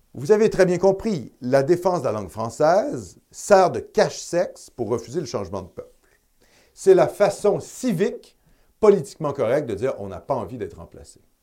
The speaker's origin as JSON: {"language": "French", "region": "Quebec", "country": "Canada", "said": "en tant que Canadien français, en tant que Québécois de souche"}